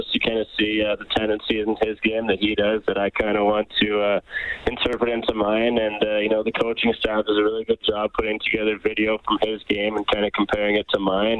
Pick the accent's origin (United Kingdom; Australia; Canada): Canada; Edmonton, Alberta; growing up in Edmonton, it's a hockey city